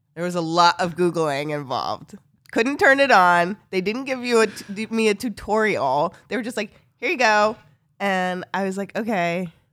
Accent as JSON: {"language": "English", "town": "Northampton", "region": "Massachusetts", "country": "United States", "tie": "born or raised there", "said": "growing up in Northampton"}